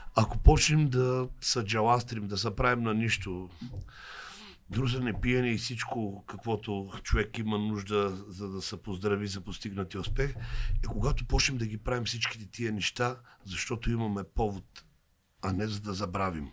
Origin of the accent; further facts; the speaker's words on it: Lovech, Lovech Province, Bulgaria; аз съм от Ловеч